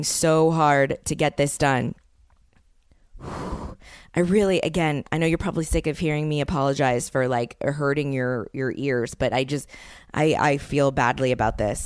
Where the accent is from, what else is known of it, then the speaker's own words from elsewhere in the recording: New Orleans, Louisiana, United States; moved away; people that I grew up with in New Orleans